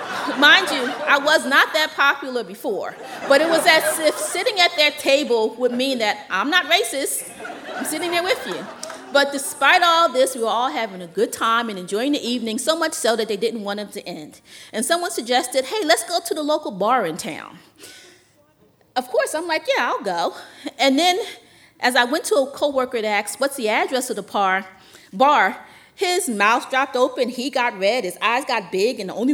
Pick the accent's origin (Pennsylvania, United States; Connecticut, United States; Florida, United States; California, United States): Pennsylvania, United States; Philadelphia; moved away; I'm from Philly.